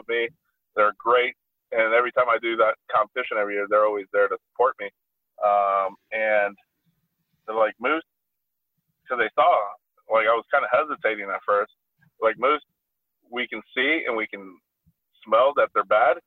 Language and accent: English; Chicago, Illinois, United States; growing up in Chicago, my family took me to like the fanciest of restaurants